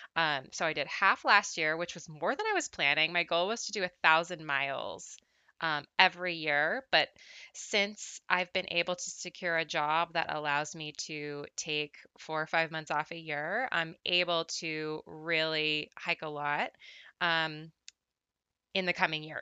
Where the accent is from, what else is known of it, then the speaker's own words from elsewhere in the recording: Southern California, United States; I'm from Southern California, uh, born and raised, I've never lived anywhere else.